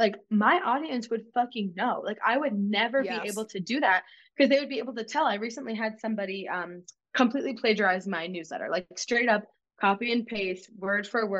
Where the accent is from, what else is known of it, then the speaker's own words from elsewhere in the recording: Massachusetts, United States; I'm from Massachusetts.